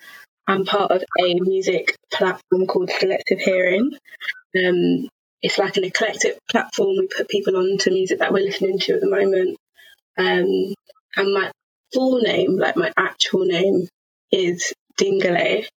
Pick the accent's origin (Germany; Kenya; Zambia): Zambia; But to put a label on it, yeah, Zambia is where I'm from.